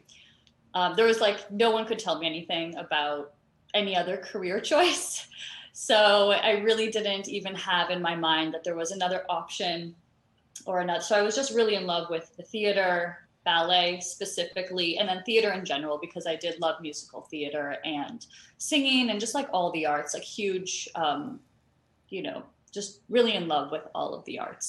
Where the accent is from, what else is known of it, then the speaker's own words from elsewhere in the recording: Toronto, Ontario, Canada; moved away as an adult; also born or lived in Florida / Houston; I grew up in Canada, in Toronto, Canada.